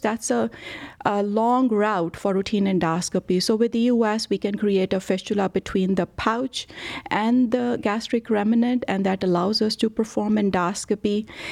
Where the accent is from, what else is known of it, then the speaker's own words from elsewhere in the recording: India; moved away as an adult; also born or lived in Rochester, Minnesota / Dallas; now in Cleveland, United States; I was born and brought up in India